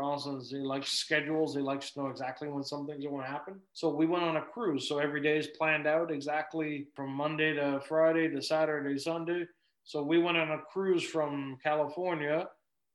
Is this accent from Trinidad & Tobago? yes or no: no; England, United Kingdom; moved away; I'm English